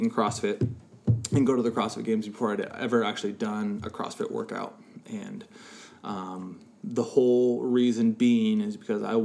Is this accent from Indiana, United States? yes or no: no; Burlington, Washington, United States; also born or lived in Seattle, Washington; small town kid, born and raised in Burlington, Washington